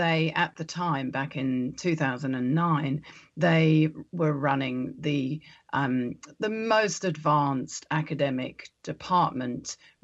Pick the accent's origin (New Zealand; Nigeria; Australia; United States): New Zealand; as we would say in New Zealand, in the native dialect of our land